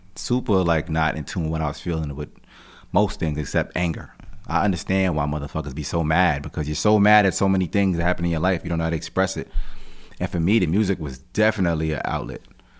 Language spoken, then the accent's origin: English; Jamaica; And I'm Jamaican, so just culturally, family, mothers, sons, and shit, they just really tight-knit, you know what I mean?